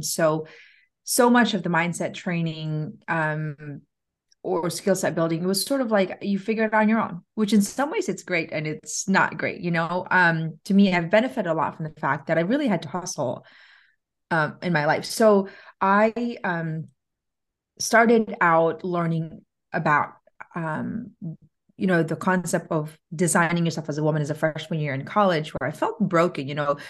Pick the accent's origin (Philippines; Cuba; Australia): Philippines; So I grew up in the Philippines, and my first recollection was living in the slums of the Philippines.